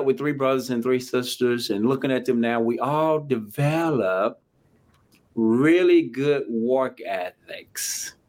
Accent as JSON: {"language": "English", "town": "Jackson", "region": "Mississippi", "country": "United States", "tie": "born or raised there", "said": "I grew up in a little town called Jackson, Mississippi, capital of the state of Mississippi"}